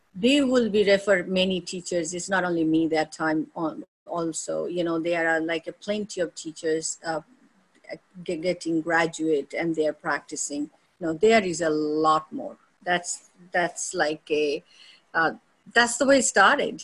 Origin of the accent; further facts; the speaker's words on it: India; moved away as an adult; born and raised in India, you know, foundation of, um, you know, my main childhood was in India